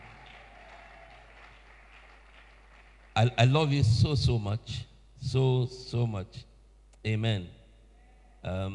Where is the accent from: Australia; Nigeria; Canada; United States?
Nigeria; moved away as an adult; now in Sheffield, United Kingdom; I'm originally from Nigeria